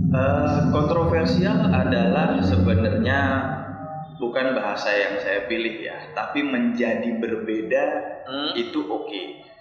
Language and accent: Indonesian; Bali, Indonesia; saya dari Bali